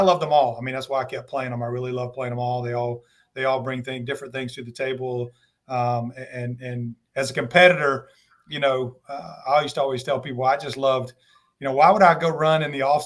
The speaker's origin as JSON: {"language": "English", "town": "Kernersville", "region": "North Carolina", "country": "United States", "tie": "born or raised there", "said": "I grew up in Kernersville and started playing basketball and baseball when I was six"}